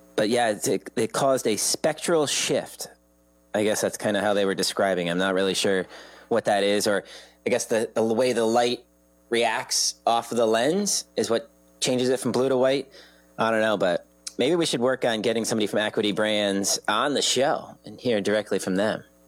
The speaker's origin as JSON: {"language": "English", "town": "Old Saybrook", "region": "Connecticut", "country": "United States", "tie": "born or raised there", "said": "I grew up in Old Saybrook"}